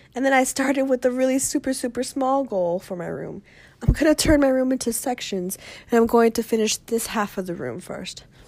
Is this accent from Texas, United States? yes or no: yes; Texas, United States; also born or lived in Austin, Texas; here in my hometown